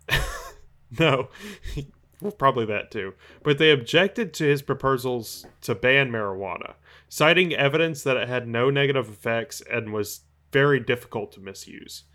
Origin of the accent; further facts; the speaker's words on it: Tennessee, United States; my home state of Tennessee